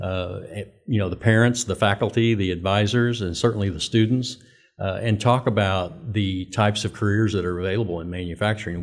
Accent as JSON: {"language": "English", "town": "Winfield", "region": "Kansas", "country": "United States", "tie": "born or raised there", "also_born_or_lived": "Oklahoma", "moved": "as an adult", "said": "born and raised in Winfield, Kansas"}